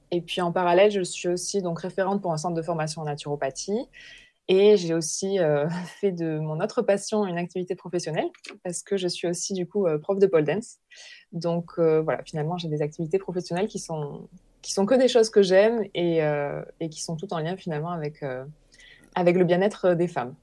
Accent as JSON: {"language": "French", "area": "Hérault", "region": "Occitania", "country": "France", "tie": "born or raised there", "said": "j'ai grandi euh, dans l'Hérault, dans un, dans un petit village"}